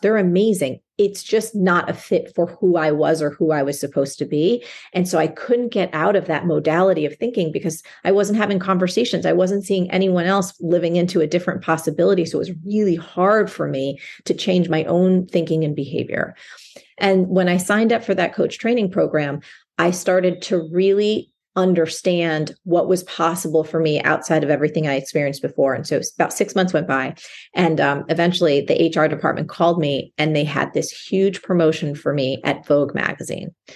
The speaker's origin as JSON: {"language": "English", "region": "New Jersey", "country": "United States", "tie": "born or raised there", "said": "I grew up in New Jersey, and where I grew up, as a young girl, it was possible for me to walk to school"}